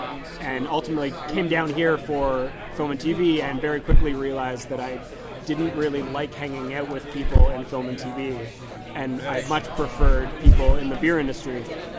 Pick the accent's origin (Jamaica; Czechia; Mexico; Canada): Canada; Whitby, Ontario; moved away as an adult; also born or lived in Toronto; now in Los Angeles, United States; Born and raised in Whitby, Ontario, went to Ryerson University, that's when I moved to Toronto.